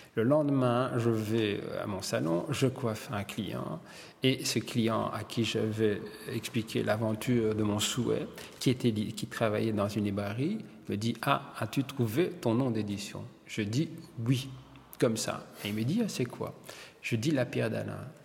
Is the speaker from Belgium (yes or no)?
yes; Wallonia, Belgium; Je suis belge parce que je suis né ici et je suis italien parce que mes parents sont italiens